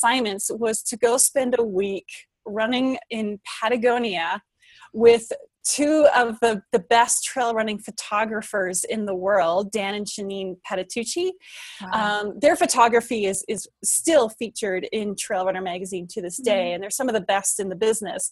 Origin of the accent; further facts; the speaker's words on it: British Columbia, Canada; I grew up in British Columbia